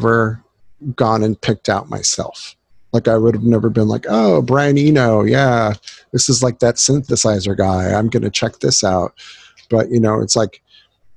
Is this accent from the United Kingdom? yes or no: no; Southern California, United States; growing up in Southern California